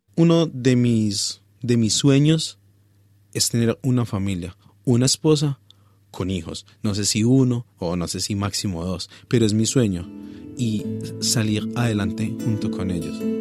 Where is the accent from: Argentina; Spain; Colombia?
Colombia; Pereira, Risaralda; moved away as an adult; now in Australia; en sí soy colombiano y me siento orgulloso de ser pereirano